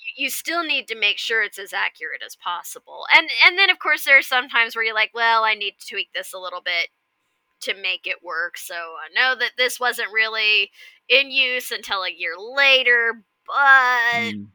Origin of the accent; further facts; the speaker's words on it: Kansas, United States; growing up in Kansas where there are a fair few tornadoes